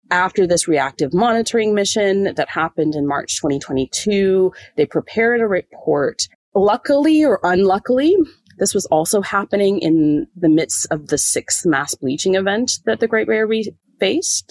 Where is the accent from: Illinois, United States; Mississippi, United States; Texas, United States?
Illinois, United States; Springfield; moved away as an adult; now in Townsville, Australia; I actually grew up in the middle of a cornfield in the Midwest of the United States, in just outside of Springfield, Illinois